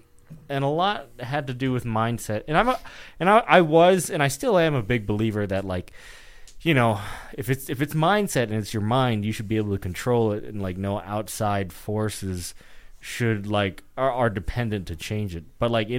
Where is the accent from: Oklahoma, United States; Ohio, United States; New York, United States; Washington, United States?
New York, United States; Like normally as a New Yorker, if the bike person stops, it's like, okay, she stops.